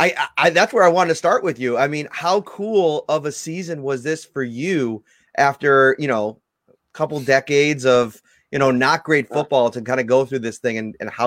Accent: Buffalo, New York, United States; every time I told people I was from Buffalo

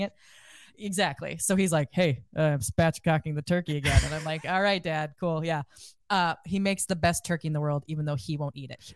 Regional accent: Iowa, United States; I'm from Iowa

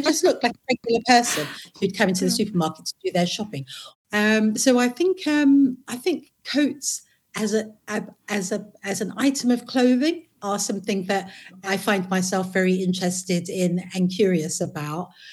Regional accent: London, United Kingdom; also born or lived in Potters Bar / Waltham Forest; I was born in Potter's Bar, and uh, my mum moved to London when I was about one. And then I lived and grew up in uh, Hackney

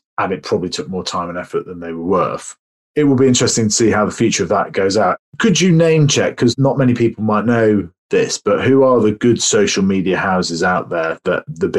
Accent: United Kingdom; And we as the British do have an association with alcohol and that celebratory factor.

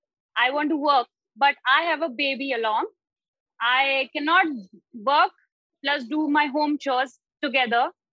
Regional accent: India; I'm from India.

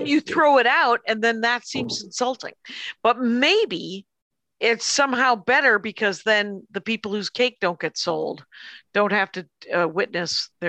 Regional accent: Wisconsin, United States; now in Los Angeles, United States; Because I'm from Wisconsin

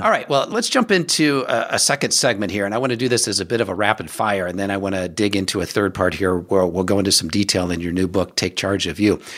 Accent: Omaha, Nebraska, United States; Omaha a number of times, which is my hometown, born and raised there

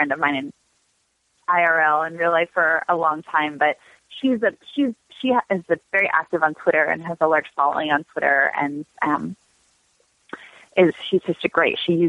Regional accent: Los Angeles, California, United States; also born or lived in Washington, District of Columbia, United States; we moved, my family literally drove across the country when I was 5. So I grew up

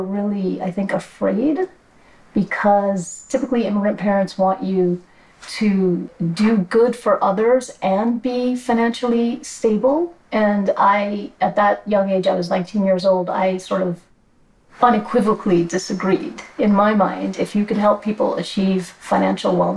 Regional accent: New York City, New York, United States; I grew up in New York City, immigrant kid

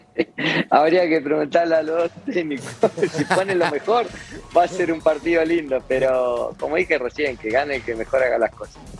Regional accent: Argentina; now in Mexico; yo tengo sangre argentina, soy bien argentino, pero me crié futbolísticamente también mucho tiempo acá en México

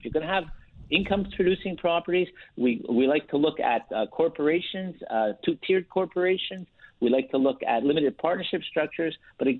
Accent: Canada; We are Canadian, but we are doing U.S. planning for Canadians.

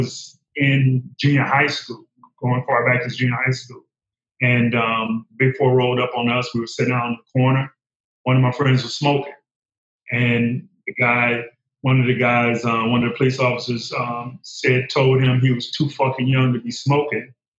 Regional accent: Detroit, Michigan, United States; Detroit as well, on the west side.

